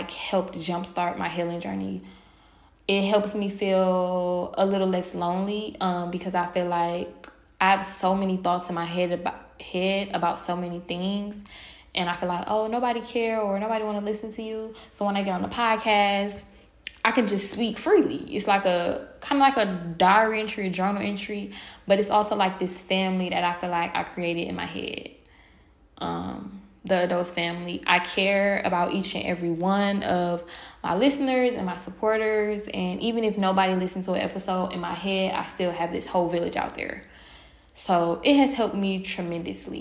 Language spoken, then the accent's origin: English; Milwaukee, Wisconsin, United States; moved away as an adult; I do like living outside of my hometown